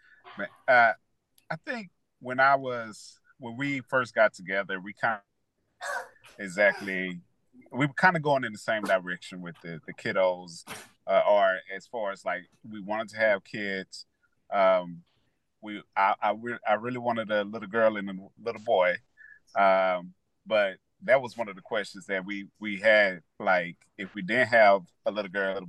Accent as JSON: {"language": "English", "town": "Lancaster", "region": "Texas", "country": "United States", "tie": "born or raised there", "moved": "as an adult", "lives_now": "Houston, United States", "said": "I actually was born and raised in Lancaster, Texas."}